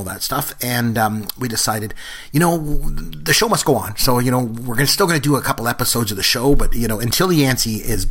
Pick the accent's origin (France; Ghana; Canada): Canada; we're both Canadian